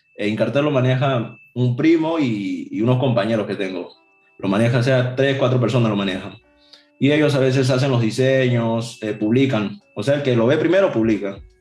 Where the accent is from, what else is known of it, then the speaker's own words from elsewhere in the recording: Ica, Peru; decía que yo era de ICA